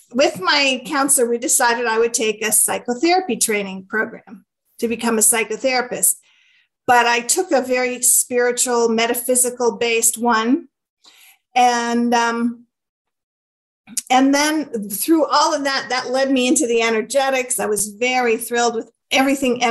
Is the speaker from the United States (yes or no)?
no; Canada; I'm Canadian, so we say grade 4